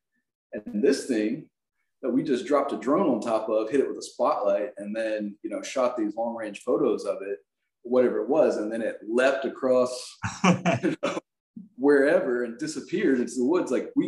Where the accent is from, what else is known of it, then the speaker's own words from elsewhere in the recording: South Carolina, United States; Lizard Man, you know, I'm from South Carolina. So Lizard Man was a big thing when I was a kid.